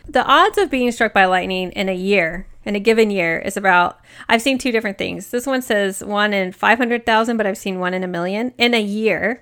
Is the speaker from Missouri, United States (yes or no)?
no; Oklahoma, United States; I grew up in Oklahoma